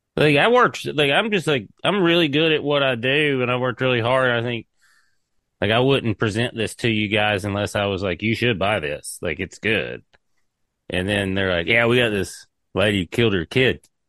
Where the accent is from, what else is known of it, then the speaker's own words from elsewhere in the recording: East Tennessee, United States; moved away as an adult; also born or lived in Nashville / Seattle; I'm a hillbilly from East Tennessee.